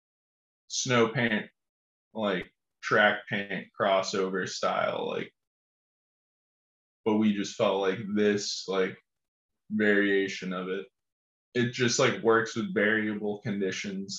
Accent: Essex, Massachusetts, United States; now in Burlington, United States; I'm from Essex, Massachusetts.

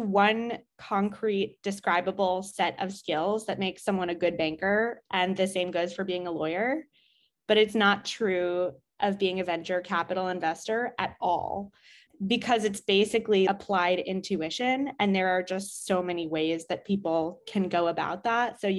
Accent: New York City, New York, United States; also born or lived in Israel; I grew up in Manhattan.

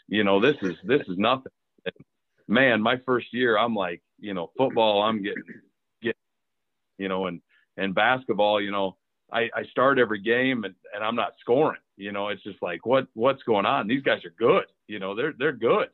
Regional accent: Cedar Falls, Iowa, United States; grew up in Cedar Falls, Iowa

